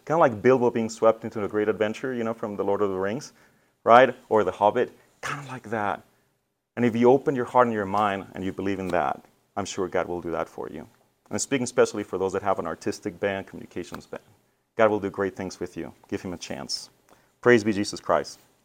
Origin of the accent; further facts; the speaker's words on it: Mexico; now in Detroit, United States; I was born in Mexico